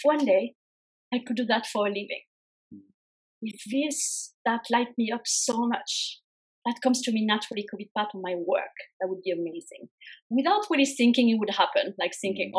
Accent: France; moved away as an adult; also born or lived in United States; I was born and raised in France.

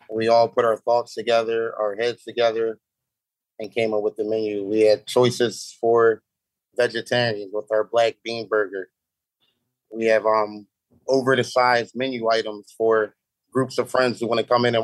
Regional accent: South Carolina, United States; I grew up in South Carolina too.

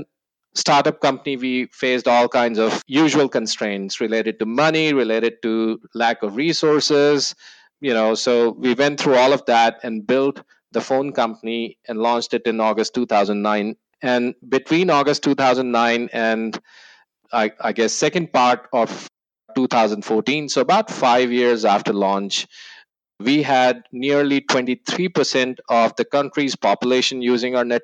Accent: New Delhi, Delhi, India; moved away as an adult; also born or lived in New Zealand; now in Austin, United States; I was born in New Delhi, India. And yes, the capital of India. I was born and bred there

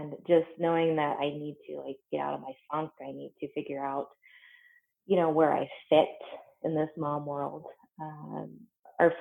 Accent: Western Kansas, United States; moved away as an adult; also born or lived in Omaha, Nebraska; now in Windsor, Colorado, United States; I grew up in Western Kansas and then left when I went to college.

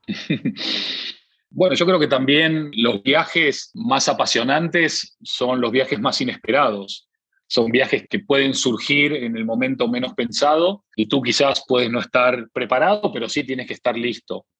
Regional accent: Argentina; como somos argentinos

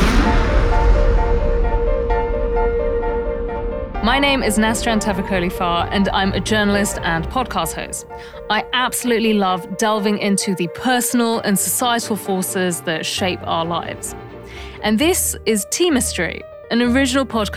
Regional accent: London, United Kingdom; I grew up in London

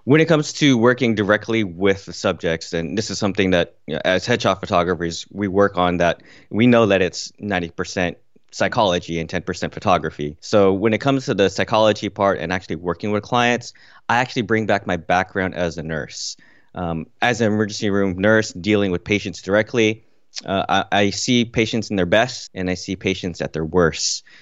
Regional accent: California, United States; also born or lived in Kuwait; now in Washington, D.C., United States; I spent most of my childhood in growing up in California

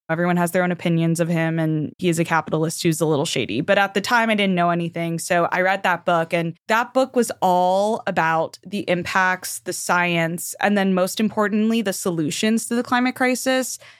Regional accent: Miami, Florida, United States; I grew up in Miami

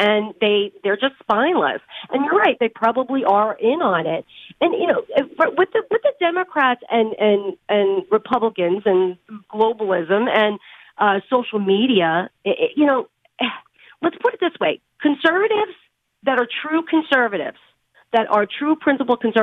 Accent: New York, United States; I'm from New York

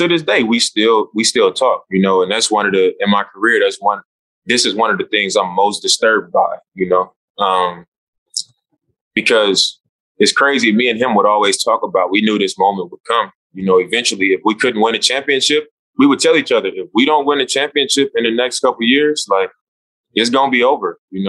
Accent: Oakland, California, United States; Like, I'm from Oakland.

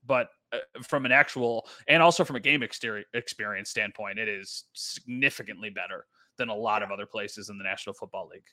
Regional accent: Western New York, United States; I am born and raised in Western New York.

